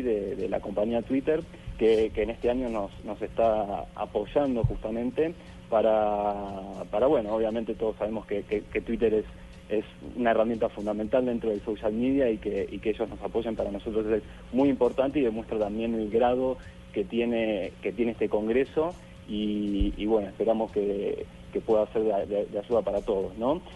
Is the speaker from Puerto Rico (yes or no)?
no; Argentina; yo soy de Argentina